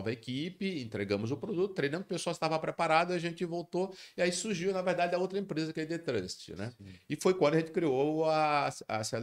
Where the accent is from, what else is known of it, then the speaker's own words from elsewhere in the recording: Natal, Rio Grande do Norte, Brazil; eu queria voltar para minha terra, eu queria voltar para Natal, e era uma oportunidade.